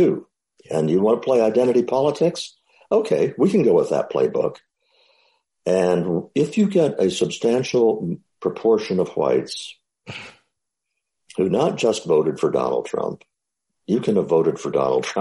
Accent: Midwest, United States; I was growing up in the Midwest

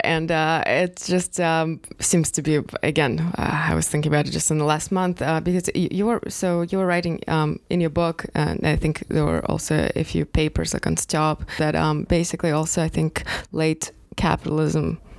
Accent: Moscow, Russia; now in United States; I grew up in Moscow.

